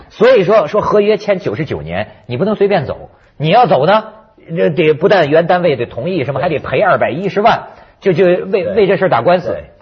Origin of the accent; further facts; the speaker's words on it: China; now in Hong Kong; 我在大陆背景下长大的人呐